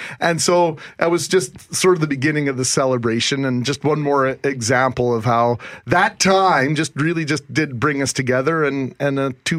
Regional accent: Brandon, Manitoba, Canada; now in Winnipeg, Canada; We grew up in Brandon

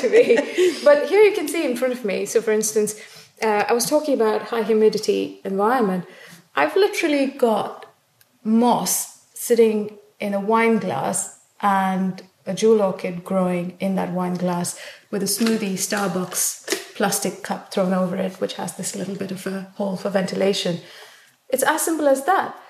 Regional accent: South India, India; now in United Kingdom; I grew up in South India

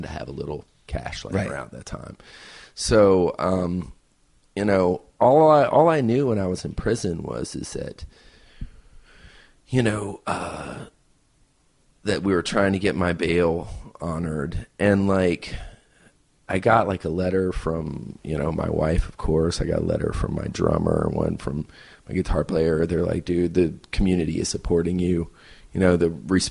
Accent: United States; Okay, I'm American

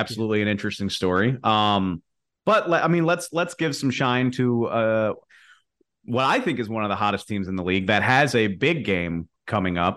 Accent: New Orleans, Louisiana, United States; born or raised there

